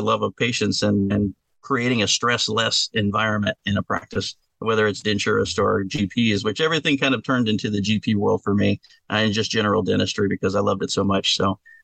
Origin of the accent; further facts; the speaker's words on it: Texas, United States; I'm from Texas, you know, after all. So that's what we do. We got some hardcore work ethic down here